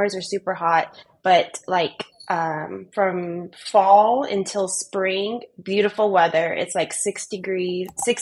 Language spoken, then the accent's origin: English; Middle Tennessee, United States; moved away as an adult; also born or lived in Tucson, Arizona; now in Northern California, United States; prior to that, we grew up in the Middle Tennessee area.